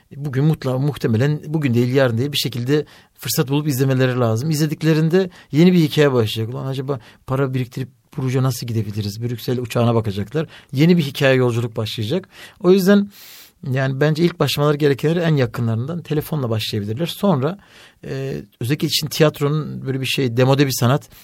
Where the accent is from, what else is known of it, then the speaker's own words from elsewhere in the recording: Elazığ, Elazığ Province, Turkey; ben Elazığlıyım eşim Bartınlı.